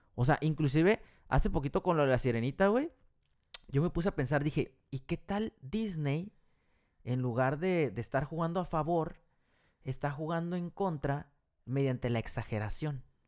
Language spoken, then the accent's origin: Spanish; Mexico; now in United States; nosotros somos mexicanos